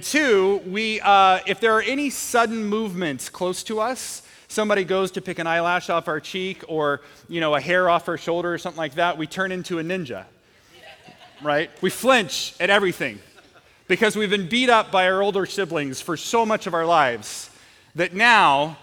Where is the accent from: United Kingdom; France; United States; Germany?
United States; Portland, Oregon; I grew up in Portland